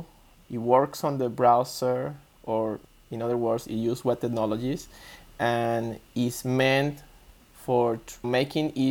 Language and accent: English; Venezuela; I was born in Venezuela. It's a Latin American, South America. I was raised there